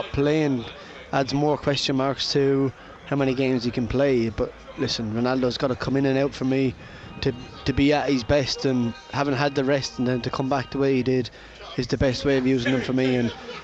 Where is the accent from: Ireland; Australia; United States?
Ireland; I'm Irish